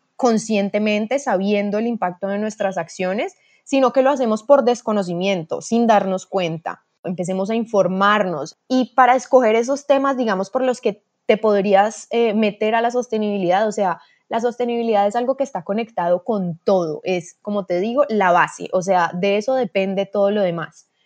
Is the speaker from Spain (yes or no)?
no; Cali, Valle del Cauca, Colombia; soy de Cali, Colombia